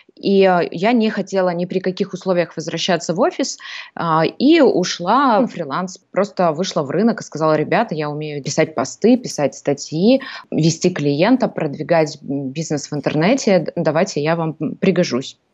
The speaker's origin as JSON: {"language": "Russian", "region": "Almaty", "country": "Kazakhstan", "moved": "as an adult", "lives_now": "Greece", "said": "я сама из Казахстана, из города Алматы"}